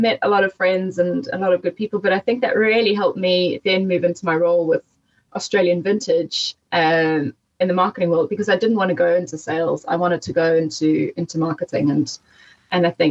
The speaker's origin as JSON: {"language": "English", "town": "Durban", "region": "KwaZulu-Natal", "country": "South Africa", "tie": "born or raised there", "also_born_or_lived": "Johannesburg", "moved": "as an adult", "said": "I was born in Joburg, and then moved to Durban when I was 3. And we lived in Westville"}